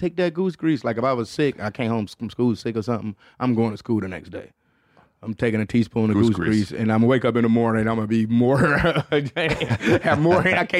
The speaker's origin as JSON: {"language": "English", "region": "Florida", "country": "United States", "said": "I'm from Florida where white people... shit is fucking with alligators."}